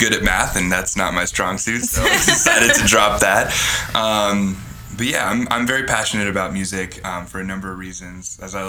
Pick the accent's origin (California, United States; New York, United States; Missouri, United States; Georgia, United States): Georgia, United States; Savannah; moved away as an adult; now in Chicago, United States; I'm from Savannah, Georgia. I'm a trombone player around Chicago. I've lived here almost 9 years